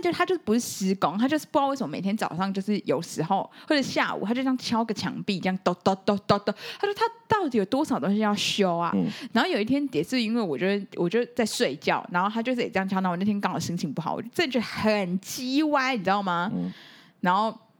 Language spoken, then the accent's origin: Chinese; Taiwan; 我们台湾人，就是还是有那种中国人的习性